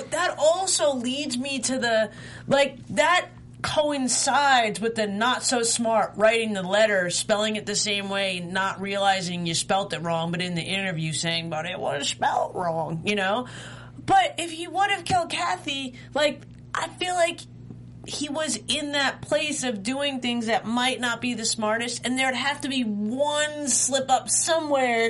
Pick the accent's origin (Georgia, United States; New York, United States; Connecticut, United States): New York, United States; I'm from New York